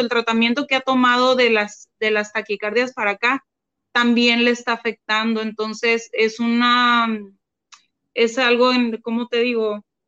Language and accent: Spanish; Mátape, Sonora, Mexico; moved away; also born or lived in Hermosillo, Sonora; nosotros somos de Hermosillo, Sonora. Pero yo, cuando empezó la pandemia, nos fuimos a, quedar a, un pueblo del que yo soy, eh, pero no, no, no había vivido allá desde hace como 25 años, es de un pueblo que se llama Matape